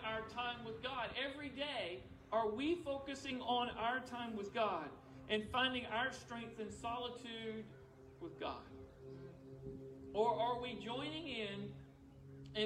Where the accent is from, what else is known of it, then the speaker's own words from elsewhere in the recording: United States; I am a Christian that happens to be an American.